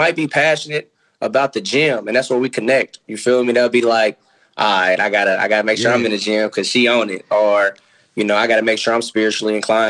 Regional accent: Nashville, Tennessee, United States; I'm from Nashville.

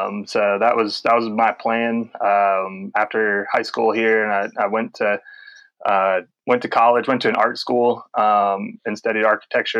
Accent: Charlotte, North Carolina, United States; I grew up in Charlotte, North Carolina.

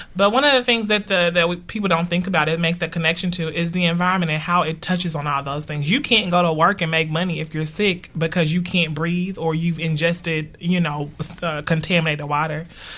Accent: Newark, New Jersey, United States; neither does my home, Newark, mm-hmm. my hometown.

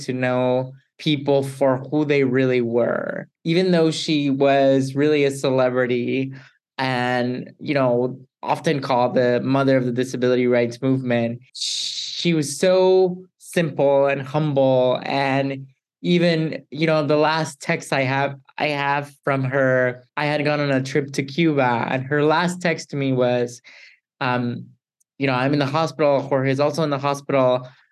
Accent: Mexico; moved away; I'm originally from Mexico

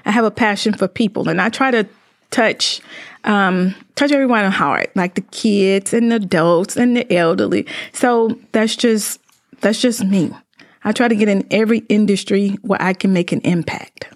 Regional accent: Greenville, Mississippi, United States; moved away as an adult; also born or lived in Indianapolis; now in Mansfield, United States; I'm from Greenville, Mississippi, located down in the Delta

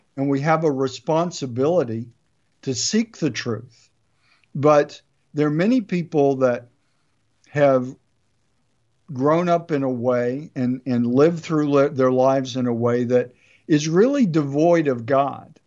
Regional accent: United States; I love being an American

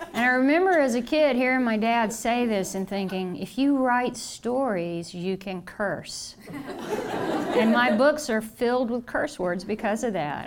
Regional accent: the South, United States; I'm from the South

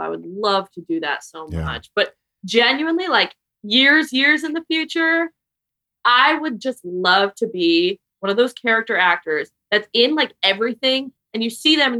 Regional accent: New York, United States; moved away; also born or lived in Vermont / Philadelphia; I'm from New York

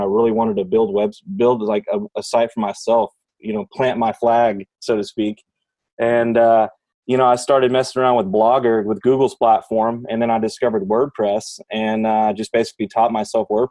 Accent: Houston, Texas, United States; I'm from Houston, Texas

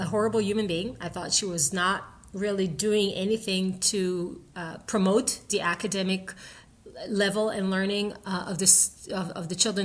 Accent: Israel; now in United States; I grew up in Israel with the American dream sewed in my heart since a very young age

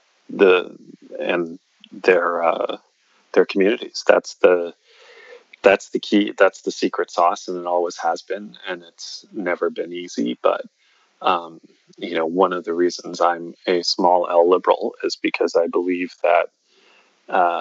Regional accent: Cape Breton Island, Nova Scotia, Canada; moved away; there weren't a lot of people where I grew up on Cape Breton Island

